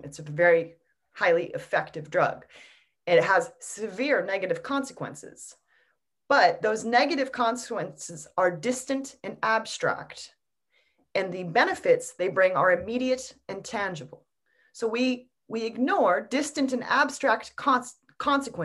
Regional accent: United States; I'm an American

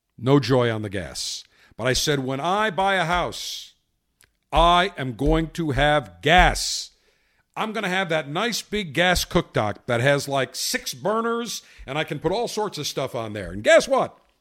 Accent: Buffalo, New York, United States; when I grew up in Buffalo, had an electric oven

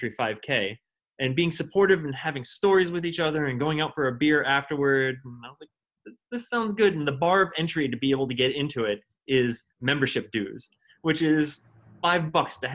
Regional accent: Westerly, Rhode Island, United States; moved away; also born or lived in Northampton; I'm from a small town called Westerly in southern Rhode Island

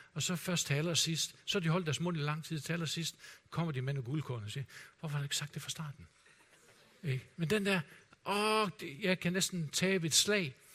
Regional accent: Denmark; som danskere

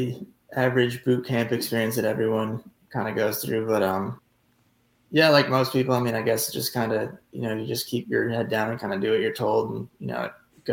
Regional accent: Syracuse, New York, United States; I was originally from Syracuse, New York

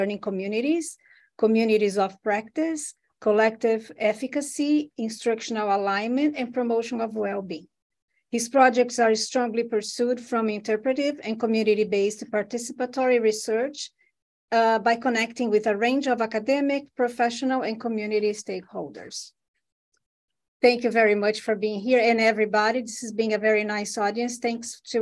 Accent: Brazil; now in Louisville, United States; I'm from Brazil originally, and I work at University of Louisville in Kentucky in the U.S.

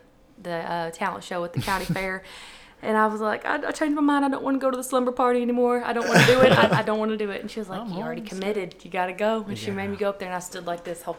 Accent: Batesville, Arkansas, United States; also born or lived in Jonesboro, Arkansas / Evening Shade, Arkansas; I'm from here. I was born in Jonesboro, but my parents lived in Evening Shade, and then I moved to Batesville by the time I was 6, lived in the same house.

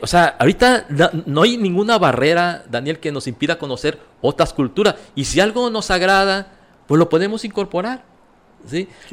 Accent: Mexico; así somos los mexicanos

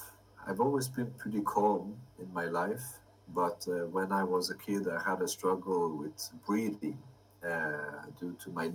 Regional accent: Sweden; born there; So I was born in Sweden and I lived abroad for many years

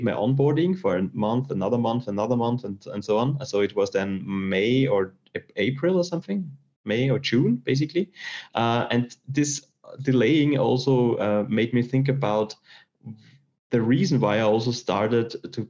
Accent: Austria; I'm from Austria and I did a technical school

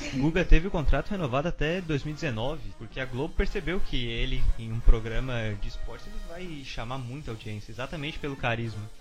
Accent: Santa Catarina, Brazil; Eu e a Beatriz somos de Santa Catarina

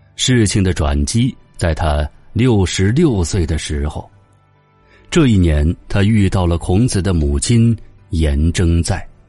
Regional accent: China; 我们中国人的人生观、价值观、世界观都有儒学的影响

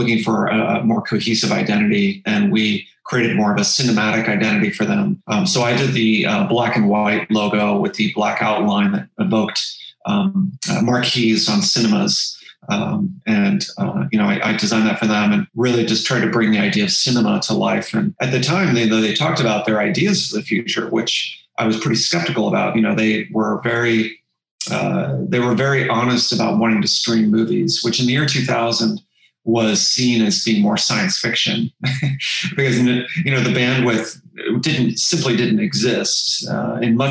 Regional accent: Cincinnati, Ohio, United States; now in California, United States; the local university where I grew up in the Midwest, in a town called Cincinnati

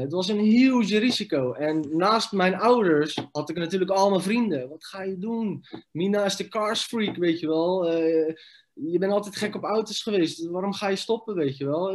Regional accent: Rotterdam, South Holland, Netherlands; also born or lived in Iraq / village near Noordwijk aan Zee / Leiden; hebben we een huisje gekregen in Rotterdam. Daar hebben we zes jaar gewoond. Toen zijn we verhuisd naar een klein dorpje in de buurt van Noordwijk aan Zee, Leiden. En ik was 10, 11 jaar toen we daarheen

